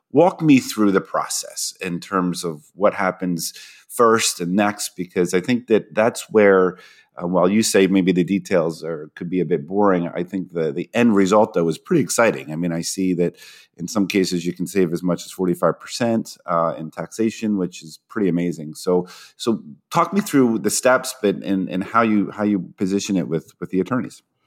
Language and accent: English; Toledo, Ohio, United States; moved away; I was born in Toledo, uh, Ohio